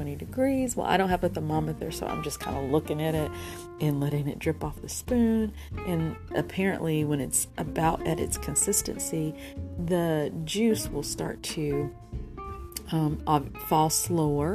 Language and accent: English; the South, United States; I'm from the South, and we grew up with not a lot